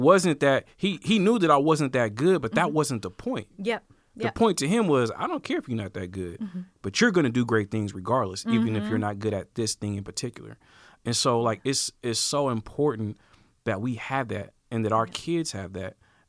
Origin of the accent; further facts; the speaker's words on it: Portland, United States; moved away as an adult; also born or lived in Houston, Texas; growing up in Portland